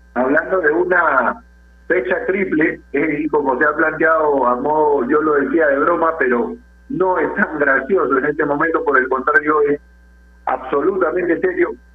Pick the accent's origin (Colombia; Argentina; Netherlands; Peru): Peru; somos peruanos